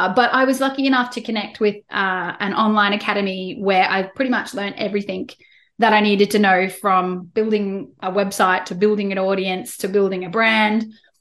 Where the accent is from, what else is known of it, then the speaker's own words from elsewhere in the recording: Australia; accent: Australian; as you can tell from my accent, I'm in Australia